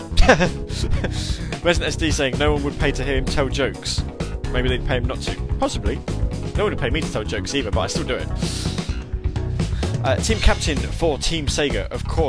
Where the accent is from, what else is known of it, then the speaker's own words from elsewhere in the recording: United Kingdom; I am British and I do not pronounce W's.